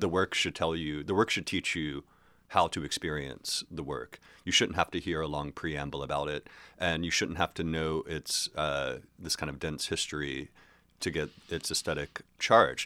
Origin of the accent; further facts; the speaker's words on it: Hillsborough, North Carolina, United States; moved away as an adult; also born or lived in Chapel Hill, North Carolina; Hillsboro, which is where I grew up from when, from, like, uh, third grade to when I graduated high school